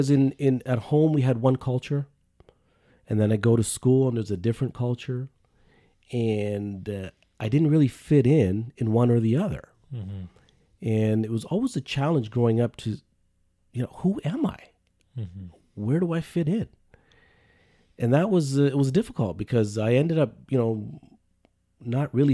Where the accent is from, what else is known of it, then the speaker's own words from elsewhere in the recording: Canada; spending most of my life here, I would say I'm more Canadian